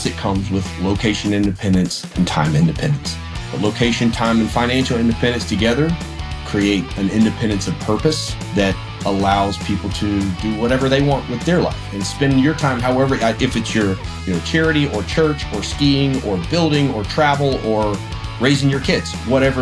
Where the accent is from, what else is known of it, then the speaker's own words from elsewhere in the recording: South Carolina, United States; I'm from South Carolina